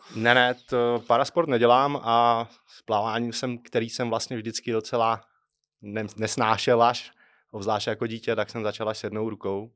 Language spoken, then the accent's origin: Czech; Trutnov, Hradec Králové Region, Czechia; jsem z Krkonoš, Strutnová